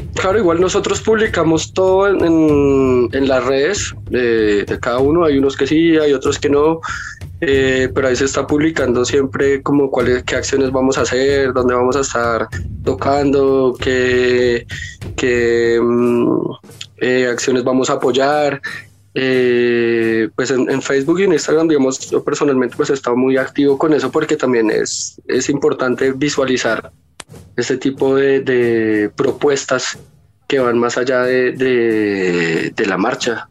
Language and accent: Spanish; La Calera, Cundinamarca, Colombia; yo soy de La Calera, y acá hay un grupo ambiental bastante fuerte